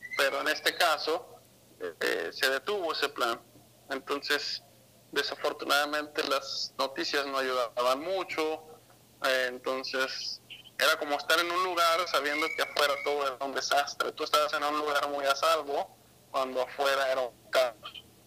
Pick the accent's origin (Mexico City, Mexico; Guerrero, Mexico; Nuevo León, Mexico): Mexico City, Mexico; also born or lived in Guadalajara, Jalisco; yo nací en Ciudad de México